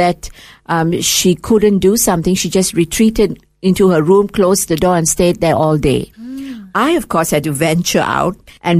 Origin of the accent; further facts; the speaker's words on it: Kuala Lumpur, Malaysia; first language English; moved away as an adult; now in Australia; I was born in Malaysia, in a town called Kuala Lumpur, which is the capital of Malaysia. My parents were both teachers, and because they were English teachers, we grew up speaking English. I've lost my mother tongue. I never spoke my mother tongue.